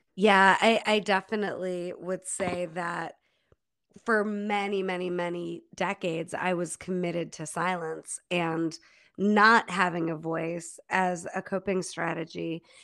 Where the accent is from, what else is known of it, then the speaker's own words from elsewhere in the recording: Holland Patent, New York, United States; moved away as an adult; also born or lived in Germany / Rochester, New York; now in Boulder, United States; grew up in Holland Patton, New York, upstate New York. And all the way through school, that's where I lived